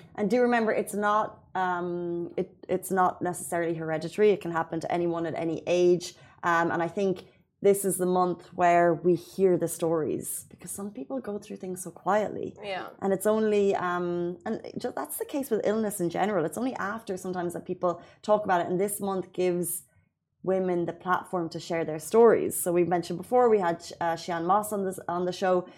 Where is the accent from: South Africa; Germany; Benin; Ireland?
Ireland; now in Dubai, United Arab Emirates; as Irish people